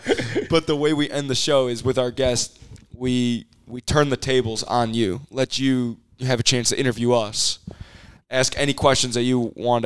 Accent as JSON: {"language": "English", "town": "Chicago", "region": "Illinois", "country": "United States", "tie": "born or raised there", "said": "growing up in Chicago"}